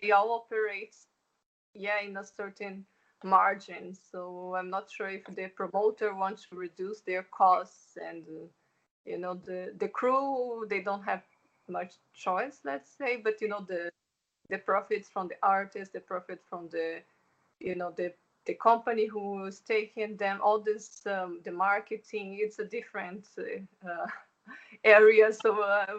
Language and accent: English; Brazil; English is a second language; moved away as an adult; now in Germany; I'm originally from Brazil, but I've been living in Germany here for some time now.